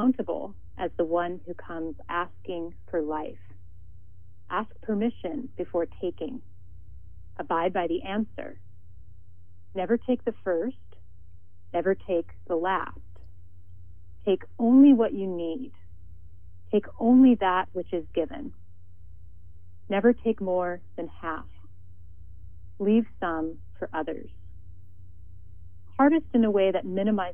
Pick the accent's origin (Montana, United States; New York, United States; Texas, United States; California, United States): Montana, United States; moved away as an adult; now in Santa Barbara, United States; a white woman from a settler background, born and raised in Montana